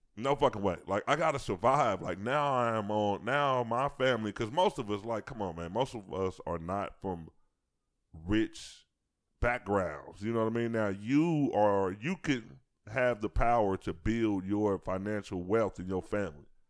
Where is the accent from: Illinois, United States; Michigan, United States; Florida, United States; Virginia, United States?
Illinois, United States; Chicago; growing up in Chicago